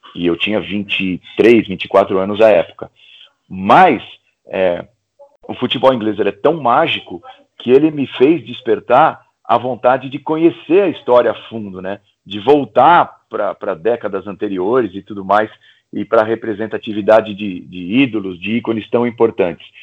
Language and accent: Portuguese; ABC region, Greater São Paulo, Brazil; na região do ABC, de onde eu venho, né? aqui em São Paulo, na região da grande, do Grande ABC, que é na Grande São Paulo.